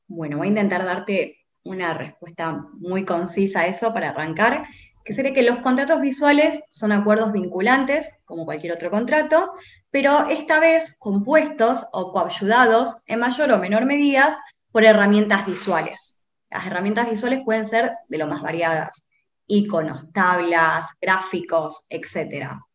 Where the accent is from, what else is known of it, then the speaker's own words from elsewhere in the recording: Rosario, Santa Fe, Argentina; moved away; yo soy de Rosario, estudié allá